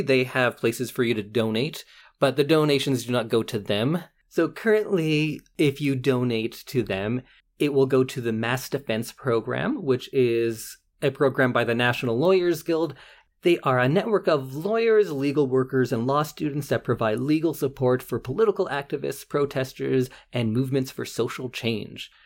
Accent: Edmonton, Alberta, Canada; I'm from West Edmonton

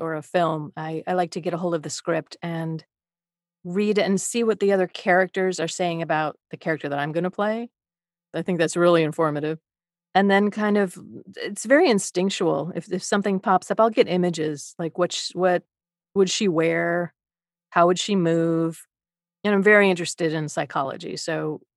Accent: Midwest, United States; now in Los Angeles, United States; I'm from the Midwest

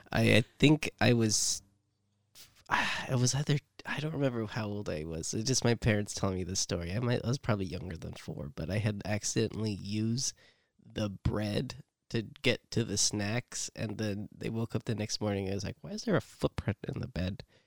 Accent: San Jose, California, United States; I come from East Side San Jose.

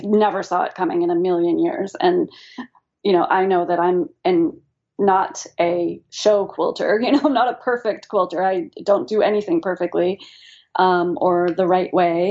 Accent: New England, United States; we're from New England

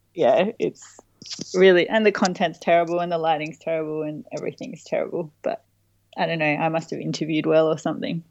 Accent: Adelaide, South Australia, Australia; also born or lived in Murray Bridge, Australia / Nagoya, Japan; most of my childhood was in Adelaide, but via a detour

